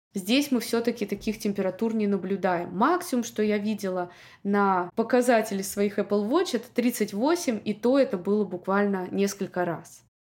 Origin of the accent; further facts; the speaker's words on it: Moscow, Russia; moved away as an adult; also born or lived in Saint Petersburg; now in Miami, United States; Я выросла в Москве